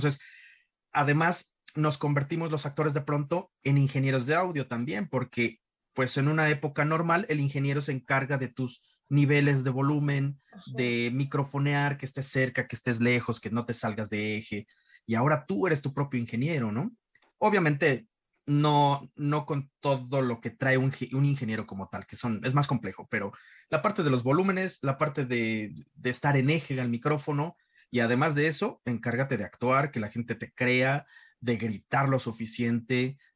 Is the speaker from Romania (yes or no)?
no; Iztapalapa, Mexico City, Mexico; Yo crecí en Iztapalapa, un barrio muy, muy rudo, un barrio muy rasposo, un barrio muy rasposo.